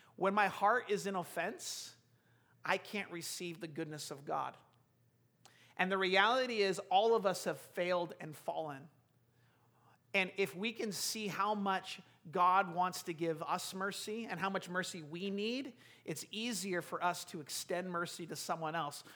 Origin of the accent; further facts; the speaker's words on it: United States; we're so American